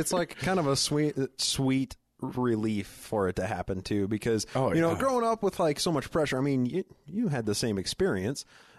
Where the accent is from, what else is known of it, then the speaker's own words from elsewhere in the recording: Utah, United States; now in Colorado, United States; Well, I grew up in the Salt Lake Valley, the small town north of Salt Lake, and it was just the culture I was raised